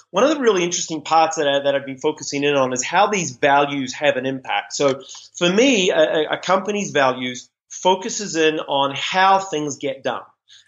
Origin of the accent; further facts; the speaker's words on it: New Zealand; accent: Kiwi; It was funny when I first started speaking in the U.S. My Kiwi accent, we tend to speak quite quickly.